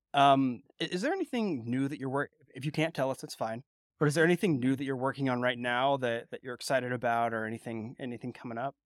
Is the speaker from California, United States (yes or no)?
yes; California, United States; growing up in California